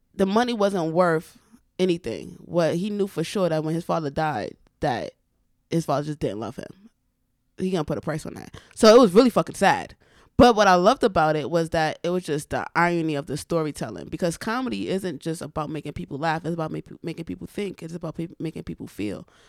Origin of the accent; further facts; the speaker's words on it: New York City, New York, United States; I grew up in the Bronx, but my family's from Florence, South Carolina.